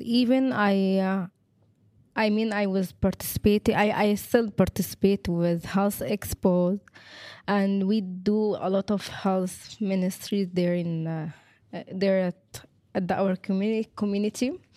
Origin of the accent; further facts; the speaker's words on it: Egypt; now in Lebanon; I'm from Egypt.